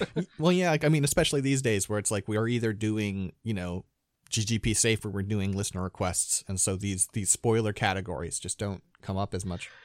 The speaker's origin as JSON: {"language": "English", "region": "Midwest", "country": "United States", "tie": "born or raised there", "moved": "yes", "lives_now": "California, United States", "said": "I was born in California, now I live in California, but my youth growing up was spent in, uh, in the Midwest"}